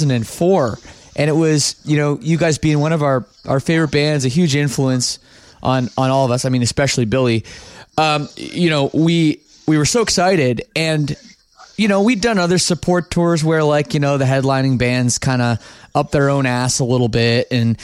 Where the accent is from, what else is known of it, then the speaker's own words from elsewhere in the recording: Ontario, Canada; You know, I grew up just outside Toronto, and in our scene too